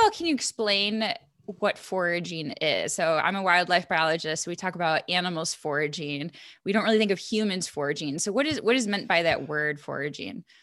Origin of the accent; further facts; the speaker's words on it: Buffalo, New York, United States; I'm from Buffalo